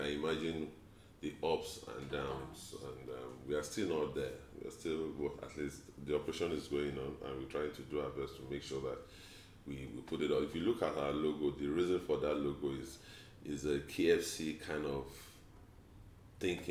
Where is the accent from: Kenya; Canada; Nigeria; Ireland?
Nigeria; Oyo; now in Lagos, Nigeria; I'm from Oyo Town